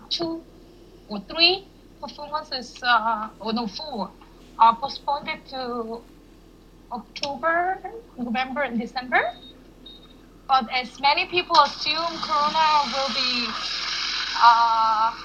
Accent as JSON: {"language": "English", "region": "Seoul", "country": "South Korea", "also_born_or_lived": "Munich, Germany / Berlin, Germany", "said": "I'm from Korea, Seoul, but I studied in Germany. And I also grew up in Munich when I was very little because my parents studied in Munich."}